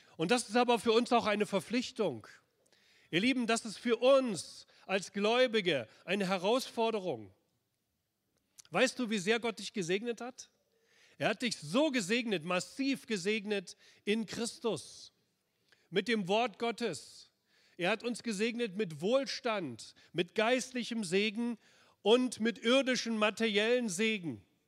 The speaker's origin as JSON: {"language": "German", "region": "Berlin", "country": "Germany", "tie": "born or raised there", "said": "ich bin im Schatten der Mauer aufgewachsen, in Berlin-Pankow, auf der östlichen Seite der Mauer"}